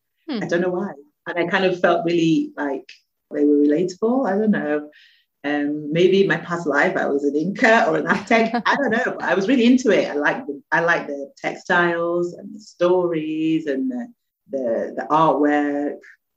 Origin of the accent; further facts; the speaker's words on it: England, United Kingdom; And I mean, I come from England, so when I went there I didn't get culture shock.